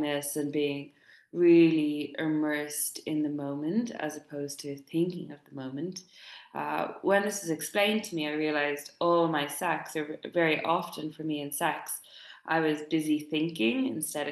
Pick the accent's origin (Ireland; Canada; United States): Ireland; Dublin, Leinster; moved away; I'm recording this live from Dublin, my hometown. I went home last week.